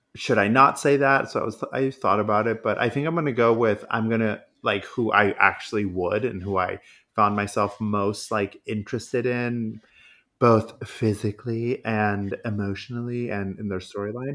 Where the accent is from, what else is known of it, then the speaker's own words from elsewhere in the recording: Modesto, California, United States; My hometown of Modesto